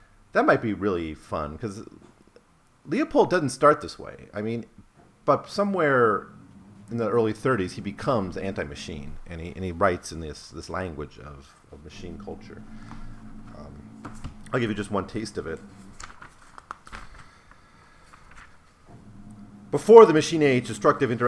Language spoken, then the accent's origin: English; Wisconsin, United States; I was growing up in Wisconsin